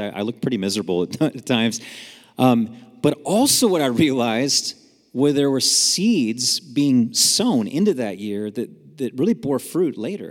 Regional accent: San Jose, California, United States; I grew up in San Jose, California, up north

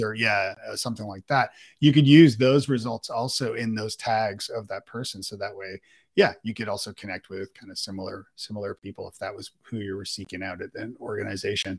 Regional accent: Toronto, Ontario, Canada; also born or lived in Ireland; now in Nashville, United States; We live in Nashville, and I'm from Canada, uh, uh, in Toronto.

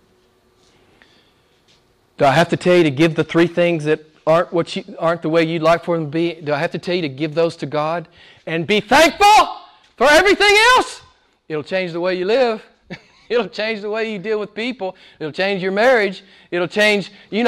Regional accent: United States; moved away; my home state back in the U.S.

